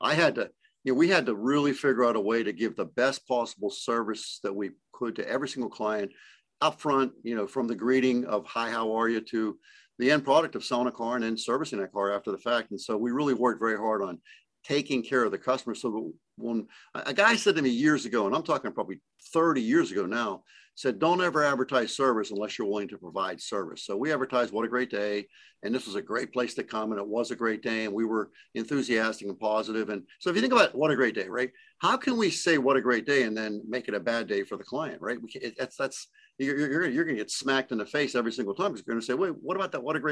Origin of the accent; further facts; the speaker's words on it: Pittsburgh, Pennsylvania, United States; I'm from Pittsburgh